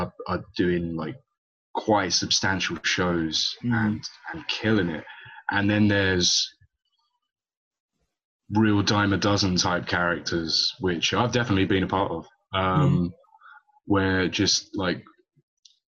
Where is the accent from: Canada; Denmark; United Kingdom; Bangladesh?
United Kingdom; London; I was born and raised in London my whole time, man. I could never really claim myself to be a Portuguese national, only by heritage